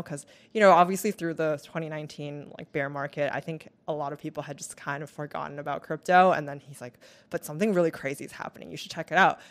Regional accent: Taiwan; moved away as an adult; also born or lived in Vancouver, Canada; now in United States; I moved back to Taiwan, where I stayed until I was about eighteen.

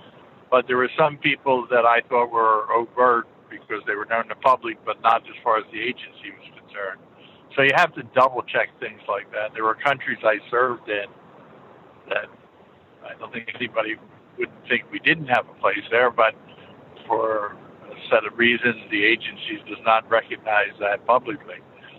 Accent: Philadelphia, Pennsylvania, United States; born there; I was born in Philadelphia, so I must say, from a basically a blue collar environment, the agency was not high on my radar.

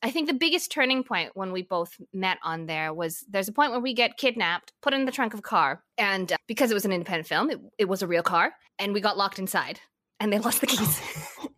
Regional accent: Vancouver, British Columbia, Canada; I grew up in Vancouver. That's where I did most of like my middle school, high school experience. I mean, I've I've, I've jumped all over the place before that, but I just say I'm from Vancouver

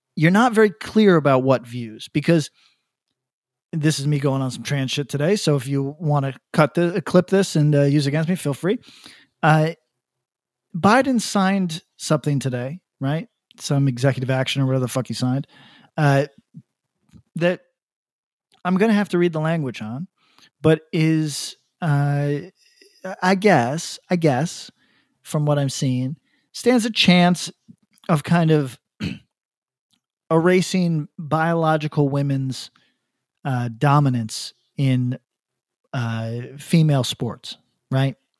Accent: Northeast, United States; also born or lived in New York City; I grew up in the Northeast

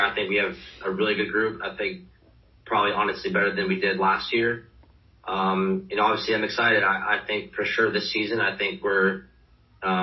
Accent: Charlotte, North Carolina, United States; moved away; come back here and, you know, play for my hometown team.

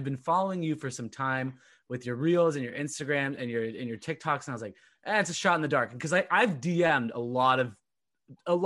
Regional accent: Southern Orange County, California, United States; now in Boston, United States; I am originally from Southern Orange County, California

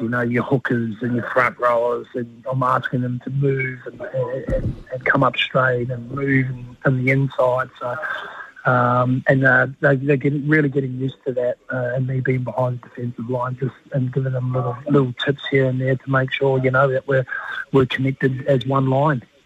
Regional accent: New Zealand; I'm the Kiwi

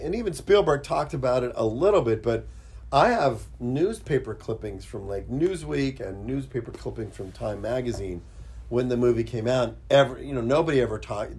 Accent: Pittsburgh, Pennsylvania, United States; I grew up in Pittsburgh.

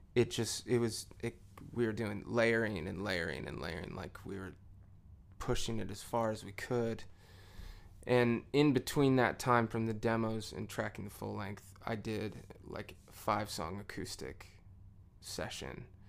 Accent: Santa Rosa, California, United States; moved away as an adult; also born or lived in Willow Creek, California / Portland, Oregon; now in Nashville, United States; I'm from Northern California out in the woods

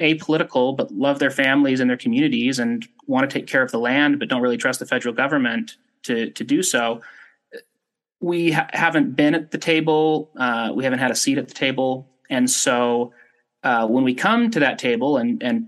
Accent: Ogden, Utah, United States; I'm from Utah originally, grew up in Ogden and have lived here my whole life

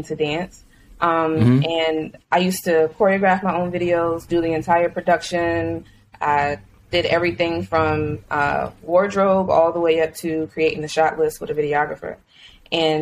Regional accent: Richmond, Virginia, United States; moved away as an adult; now in Los Angeles, United States; I'm from Richmond, Virginia, currently in Los Angeles. Moved here about 4 years ago for grad school

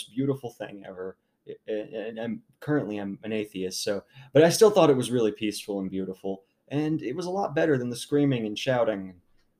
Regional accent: United States

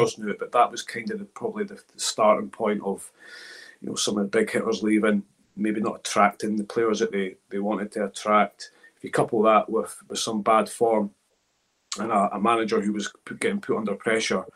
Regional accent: Scotland, United Kingdom; I grew up in Scotland

